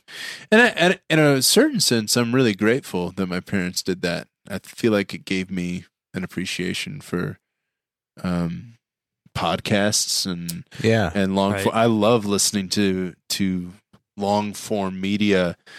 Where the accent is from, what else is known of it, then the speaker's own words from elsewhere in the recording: Hebron, Indiana, United States; also born or lived in Plymouth, Indiana; I was born in Plymouth, Indiana.